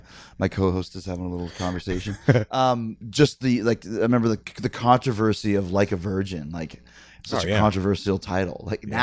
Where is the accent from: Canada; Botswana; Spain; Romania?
Canada; even as a Canadian dude, you would hear about, oh my gosh, you know, … was 10 weeks number one at dial MTV.